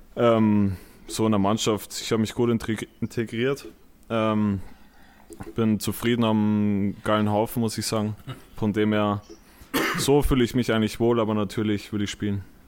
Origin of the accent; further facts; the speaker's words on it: home village near Munich, Bavaria, Germany; moved away as an adult; now in Essen, Germany; meinem Heimatdorf